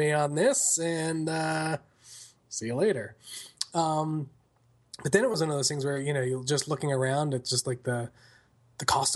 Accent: Long Island, New York, United States; moved away as an adult; now in Franklin, United States; I grew up on Long Island.

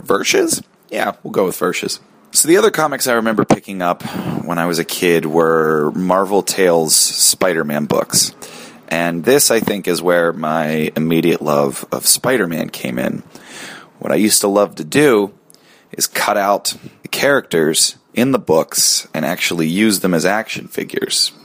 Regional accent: Pittsburgh, Pennsylvania, United States; I grew up outside Pittsburgh

